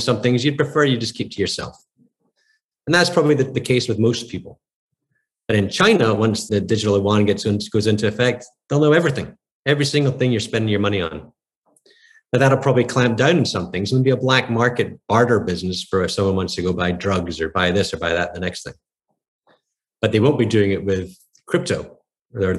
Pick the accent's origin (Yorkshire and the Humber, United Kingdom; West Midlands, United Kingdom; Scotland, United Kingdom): Scotland, United Kingdom; now in United States; I grew up in Scotland in the 70s